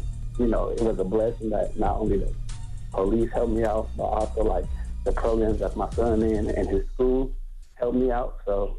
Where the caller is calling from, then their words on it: Oakland, California, United States; Hey, what's up with it? I'm calling from East Oakland, California.